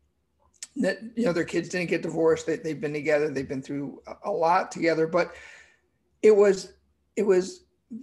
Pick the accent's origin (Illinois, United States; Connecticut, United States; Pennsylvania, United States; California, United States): Connecticut, United States; born or raised there